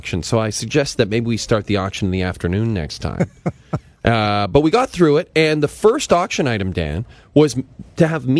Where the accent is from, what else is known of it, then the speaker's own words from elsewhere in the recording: Athabasca, Alberta, Canada; I was at a fundraiser in my hometown of Athabasca, Alberta.